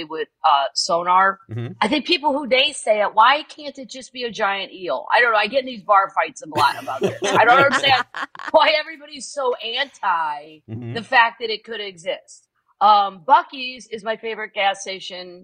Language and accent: English; the Ozarks, United States; I grew up in the Ozarks and we owned a family resort